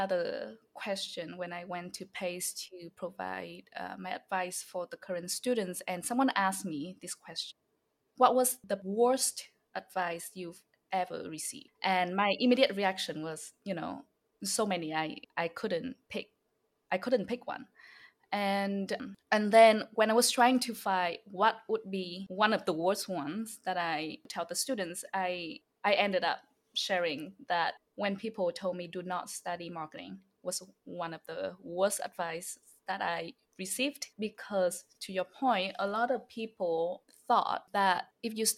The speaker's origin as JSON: {"language": "English", "region": "Hanoi", "country": "Vietnam", "tie": "born or raised there", "also_born_or_lived": "upstate New York", "second_language": "English", "moved": "yes", "lives_now": "New York City, United States", "said": "I'm from the city in Vietnam. So I'm from Hanoi."}